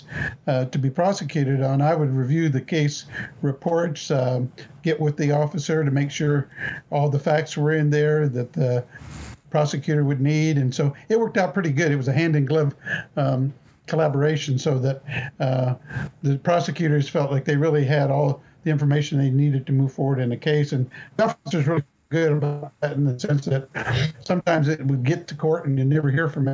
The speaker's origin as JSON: {"language": "English", "town": "Topeka", "region": "Kansas", "country": "United States", "tie": "born or raised there", "said": "I was born in Topeka, been here all my life"}